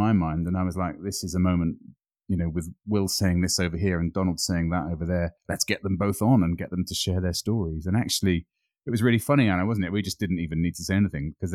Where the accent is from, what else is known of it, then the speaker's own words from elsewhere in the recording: United Kingdom; now in Scotland, United Kingdom; I was brought up on the Black Mountains on the Welsh border, obviously living in Scotland now